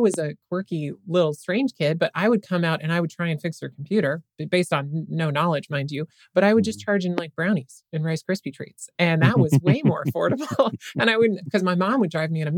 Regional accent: Western Nebraska, United States; I was raised in Western Nebraska

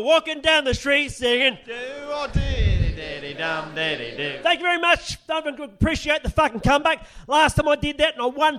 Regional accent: Adelaide, South Australia, Australia; now in United States; I'm actually from Adelaide, and Adelaide's an 8-hour trip to Mamaroneck

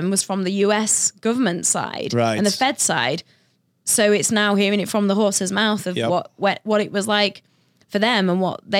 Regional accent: United Kingdom; I am British, not Australian.

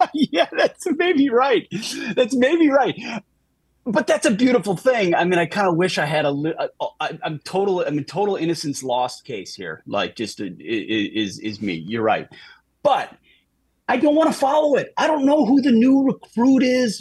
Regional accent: Minnesota, United States; moved away; I grew up in Minnesota

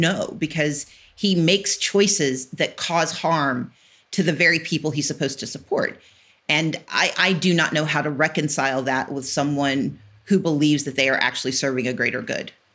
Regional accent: American South, United States; I grew up in the South of, you know, American South

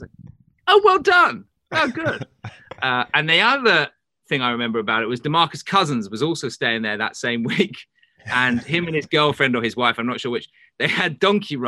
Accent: lived in England my whole life, United Kingdom; moved away as an adult; now in Los Angeles, United States; I'm British

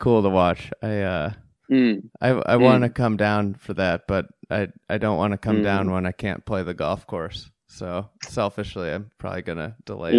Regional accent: United States; I'm like an American, I'm just an American golfer.

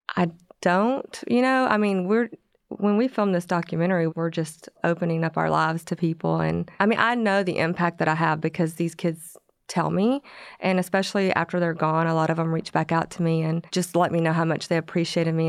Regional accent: Corsicana, Texas, United States; moved away as an adult; I grew up in Corsicana

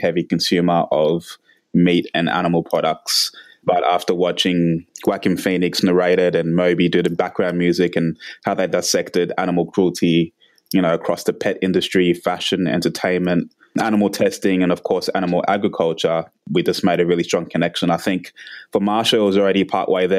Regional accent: Canberra, Australian Capital Territory, Australia; I've been here 27 years. So, we grew up in Canberra

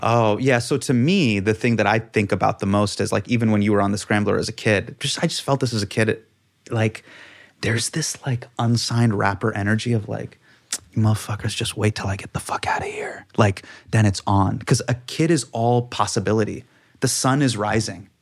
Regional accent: Davis, California, United States; moved away as an adult; also born or lived in New York; as a kid growing up in Davis

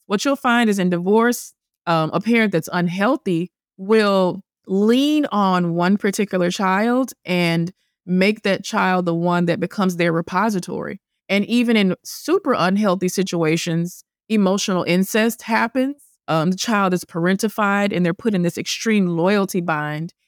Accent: the South, United States; moved away; also born or lived in Manhattan; I'm from the South. I'm Christian. I'm the oldest child

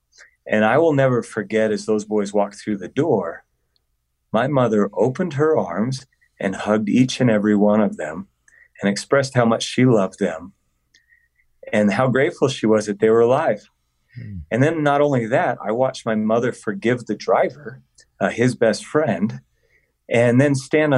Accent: Colorado, United States; I was adopted as a little boy. And I grew up in Colorado

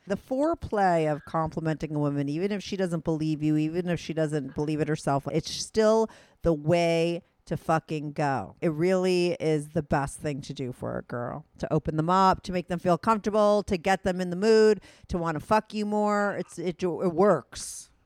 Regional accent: New York, United States; I'm a New Yorker

